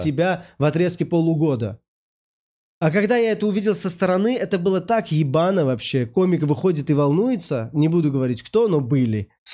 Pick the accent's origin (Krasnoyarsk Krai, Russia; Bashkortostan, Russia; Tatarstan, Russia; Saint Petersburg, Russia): Saint Petersburg, Russia; я, значит, из Питера